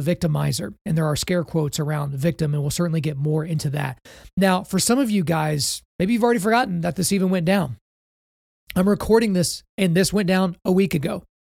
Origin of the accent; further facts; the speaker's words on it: Oklahoma, United States; my home state of Oklahoma